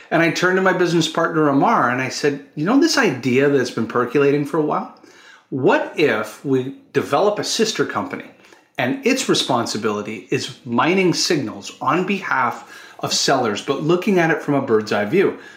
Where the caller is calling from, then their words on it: Toronto, Ontario, Canada; I'm joining us from Toronto, Canada.